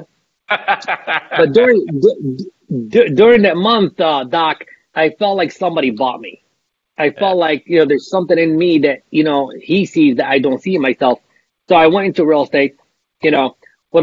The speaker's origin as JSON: {"language": "English", "town": "Dearborn", "region": "Michigan", "country": "United States", "tie": "born or raised there", "said": "I grew up in Dearborn, Michigan, which is a suburb of Detroit"}